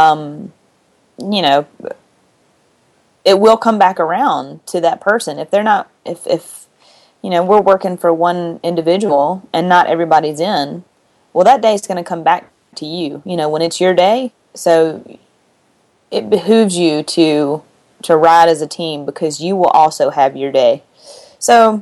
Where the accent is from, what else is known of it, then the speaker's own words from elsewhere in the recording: Mississippi, United States; I'm from Mississippi